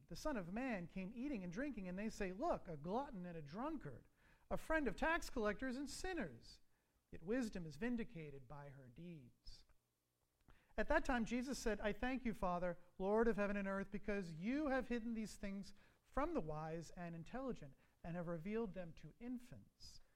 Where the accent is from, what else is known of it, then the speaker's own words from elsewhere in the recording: Long Island, New York, United States; moved away; I grew up in New York on Long Island, about 30 miles east of Manhattan